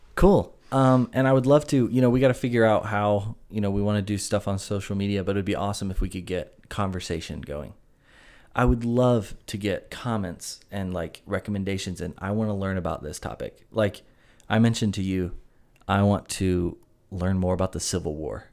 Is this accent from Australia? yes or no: no; Greenville, South Carolina, United States; born and raised in Greenville, South Carolina